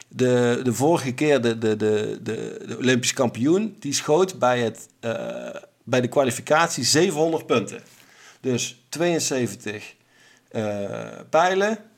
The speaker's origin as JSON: {"language": "Dutch", "country": "Netherlands", "said": "wij als Nederlanders"}